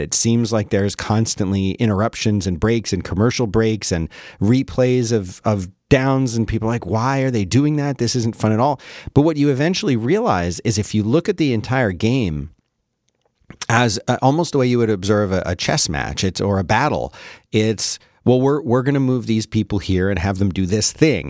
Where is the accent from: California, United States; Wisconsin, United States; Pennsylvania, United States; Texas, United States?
Pennsylvania, United States; Philadelphia; growing up in Philly